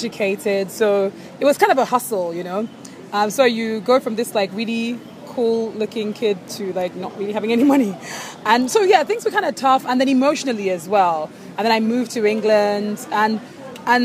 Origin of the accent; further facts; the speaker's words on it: Nigeria; as a Nigerian woman